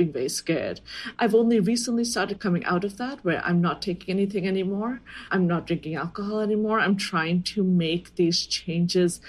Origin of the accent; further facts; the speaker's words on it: India; as an Indian woman